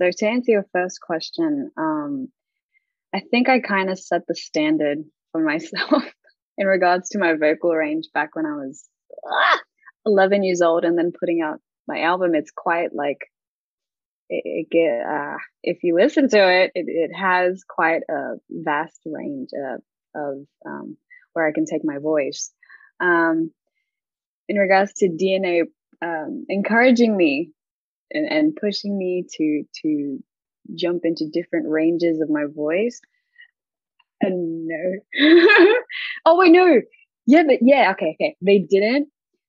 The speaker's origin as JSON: {"language": "English", "country": "Australia", "tie": "born or raised there", "also_born_or_lived": "Philippines", "moved": "yes", "said": "I was born and raised in Australia, and then I moved to the Philippines for a bit. So I had to kind of, fix a little bit of my accent for people to understand me more in the Philippines."}